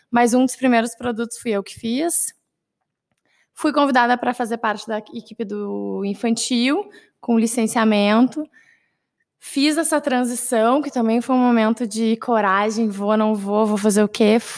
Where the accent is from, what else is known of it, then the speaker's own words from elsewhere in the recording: Porto Alegre, Rio Grande do Sul, Brazil; also born or lived in Caxias do Sul; Eu sou de Porto Alegre, então acabei me mudando, ficando um pouco mais longe da minha família.